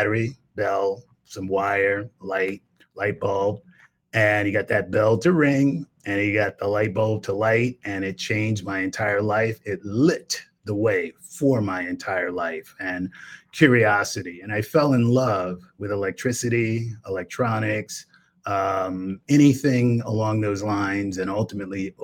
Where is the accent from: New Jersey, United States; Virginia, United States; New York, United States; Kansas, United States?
New York, United States; New York City; moved away; I grew up in Brownsville, New York, which is Brownsville, Brooklyn